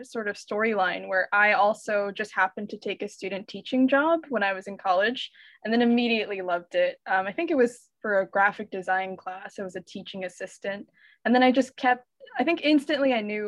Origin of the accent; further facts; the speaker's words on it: Pennsylvania, United States; moved away as an adult; also born or lived in New York City; I grew up in Pennsylvania, so I'm originally from a small mushroom farming town.